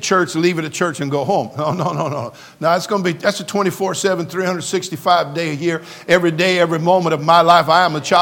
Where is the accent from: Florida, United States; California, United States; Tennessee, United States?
California, United States; I'm a native Californian, born and raised in California. I love my state